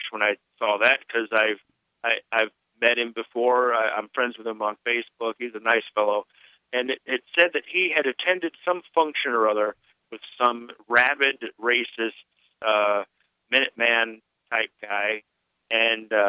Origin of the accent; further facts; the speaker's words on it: the South, United States; growing up in the South and the last part of the civil rights era